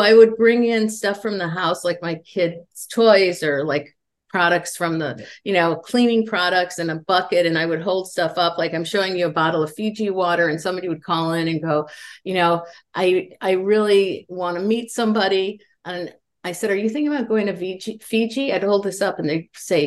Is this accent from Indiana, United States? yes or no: yes; Indiana, United States; moved away as an adult; now in Los Angeles, United States; And I grew up in Indiana in the Midwest.